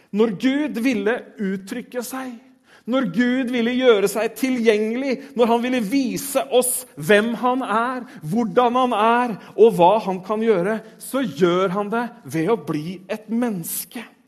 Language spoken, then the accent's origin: Norwegian; Tønsberg, Vestfold, Norway; jeg er født i Tønsberg.